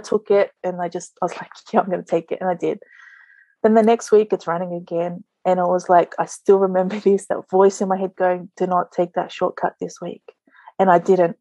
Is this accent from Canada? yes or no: no; Sydney, New South Wales, Australia; moved away as an adult; also born or lived in New Zealand; now in Niue; I was born in New Zealand, but I grew up in Sydney until I was 24.